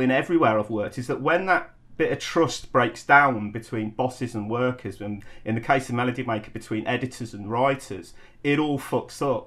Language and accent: English; Coventry, West Midlands, United Kingdom; moved away; also born or lived in London; I was a kid from Coventry